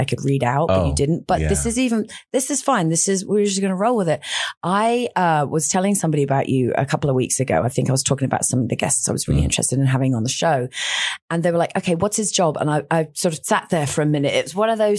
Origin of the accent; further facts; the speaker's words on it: United Kingdom; now in Austin, United States; I'm from Great Britain